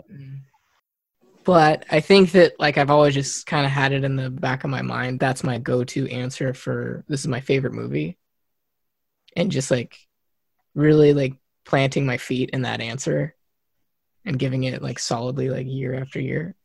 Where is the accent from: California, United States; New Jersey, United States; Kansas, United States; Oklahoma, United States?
Kansas, United States; I'm from Kansas